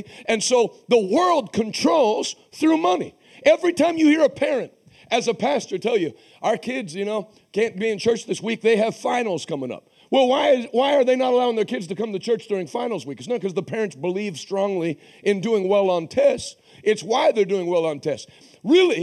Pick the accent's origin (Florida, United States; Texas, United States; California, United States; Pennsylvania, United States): Pennsylvania, United States; Pittsburgh; moved away; also born or lived in Massachusetts; I'm from Pittsburgh